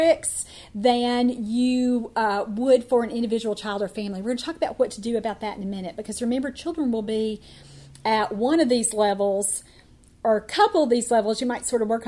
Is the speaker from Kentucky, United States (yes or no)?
yes; Kentucky, United States; I moved to a different, very underserved, very rural part of my home state of Kentucky